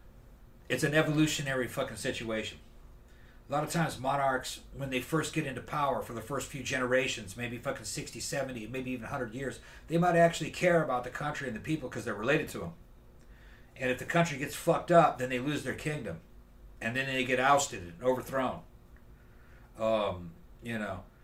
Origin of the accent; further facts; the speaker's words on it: Brazil; moved away; When I was growing up in Brazil